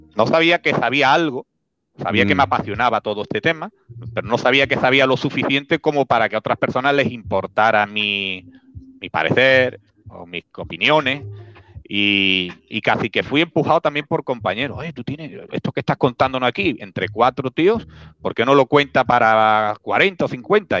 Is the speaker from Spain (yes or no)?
yes; Spain; Spain, España, Spain.